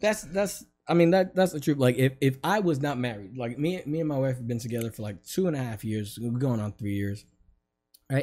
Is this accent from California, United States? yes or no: no; New York, United States; now in Florida, United States; I'm from New York